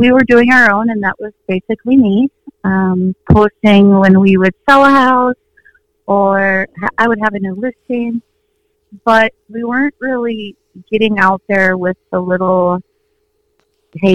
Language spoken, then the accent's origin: English; Minnesota, United States; I was born and raised in Minnesota